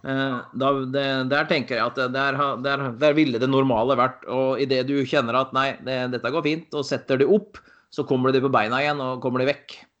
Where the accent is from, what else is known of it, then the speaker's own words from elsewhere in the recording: Valdres, Innlandet, Norway; moved away as an adult; now in Bergen, Norway; Kommer ifra Valdres. Bodd i Bergen i 22 år nå.